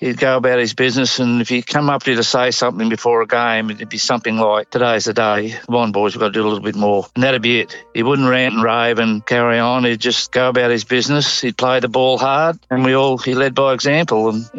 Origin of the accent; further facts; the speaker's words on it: Lockhart, New South Wales, Australia; moved away; also born or lived in Wodonga; I was from Lockhart originally, of course, and grew up with most of the boys, and then to go away and play a lot of my footy down around Bradonga